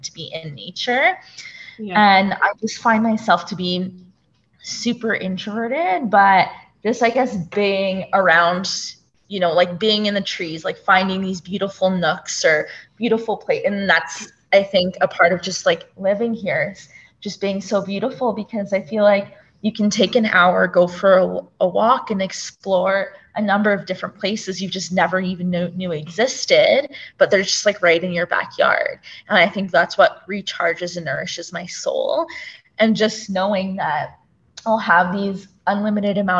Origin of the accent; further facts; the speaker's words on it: Ontario, Canada; moved away as an adult; now in Calgary, Canada; I was born in a town, and it was a pretty small town, like an industrial town